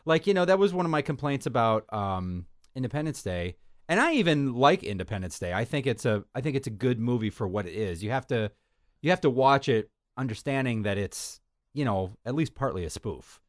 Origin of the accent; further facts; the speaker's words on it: United States; our country